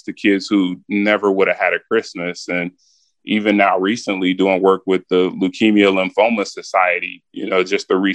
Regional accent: Wichita, Kansas, United States; moved away; when I was a kid in Wichita

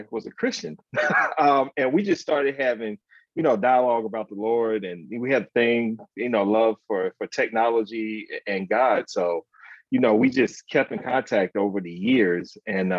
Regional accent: Alabama, United States; moved away; I grew up in Alabama. I'm originally from Alabama.

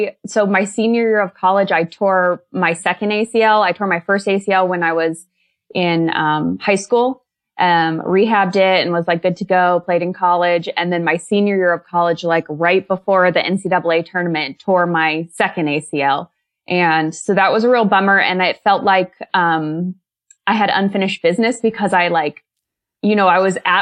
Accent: Kansas, United States; also born or lived in Alaska / Colorado; I'm from Kansas originally

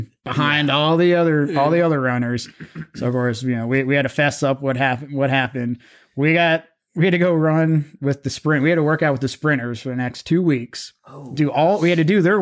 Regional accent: Middletown, United States; growing up in Middletown, we actually grew up in Lake Forest

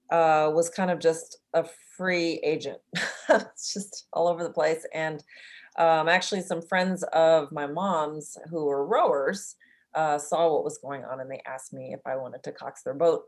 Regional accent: Oakland, California, United States; I'm from California, from the ghetto of Berkeley, Oakland area

